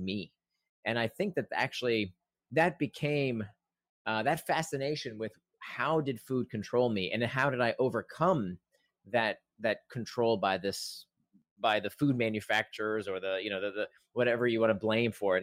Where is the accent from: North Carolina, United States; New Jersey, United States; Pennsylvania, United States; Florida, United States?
Florida, United States; Central; as a kid, I grew up in Central Florida